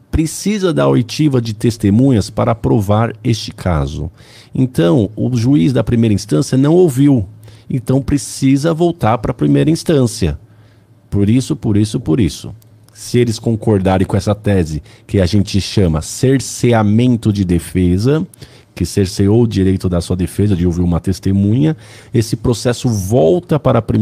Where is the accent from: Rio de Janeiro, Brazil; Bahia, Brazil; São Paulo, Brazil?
São Paulo, Brazil; São Bernardo do Campo; Nasci em São Bernardo, moro em São Bernardo, estudei em São